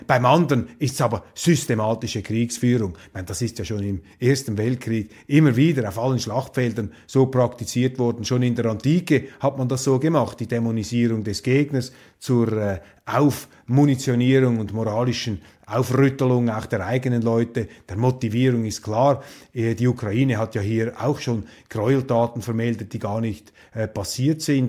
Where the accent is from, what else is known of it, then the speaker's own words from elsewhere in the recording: Switzerland; als äh, Schweizer